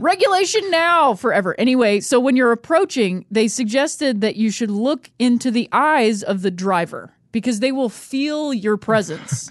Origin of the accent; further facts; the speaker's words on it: Akron, Ohio, United States; moved away; also born or lived in Chicago; I grew up in Akron, Ohio